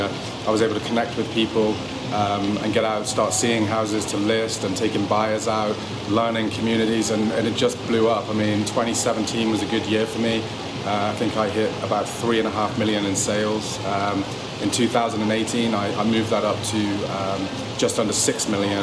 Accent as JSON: {"language": "English", "country": "United Kingdom", "moved": "as an adult", "lives_now": "Jupiter, United States", "said": "from the UK"}